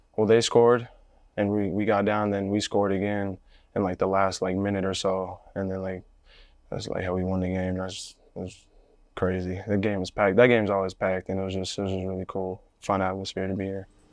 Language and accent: English; Phoenix, Arizona, United States; I'm from Phoenix, like you said, my whole life